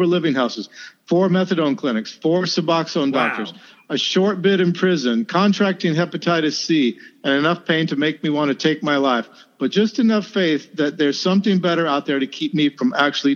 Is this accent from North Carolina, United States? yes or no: yes; North Carolina, United States; my hometown in North Carolina